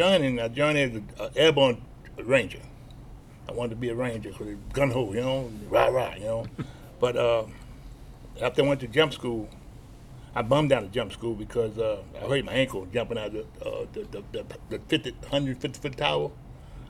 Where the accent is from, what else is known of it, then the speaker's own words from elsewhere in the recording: New Orleans, Louisiana, United States; I'm from New Orleans